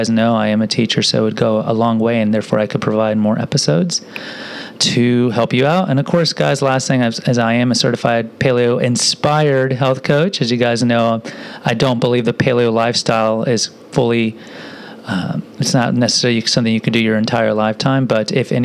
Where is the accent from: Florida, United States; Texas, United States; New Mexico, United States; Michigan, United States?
Texas, United States; Houston; I grew up in Houston, too, but I grew up over in the southwest side